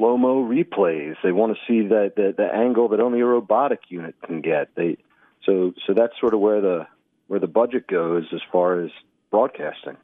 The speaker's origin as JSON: {"language": "English", "town": "Baltimore", "region": "Maryland", "country": "United States", "tie": "born or raised there", "moved": "as an adult", "said": "I grew up in Baltimore, Maryland"}